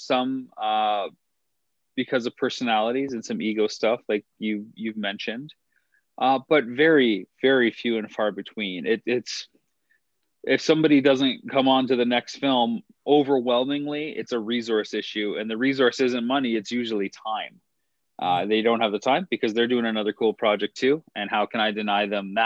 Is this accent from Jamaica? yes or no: no; Canada; Growing up in Canada, you have to take French to a certain extent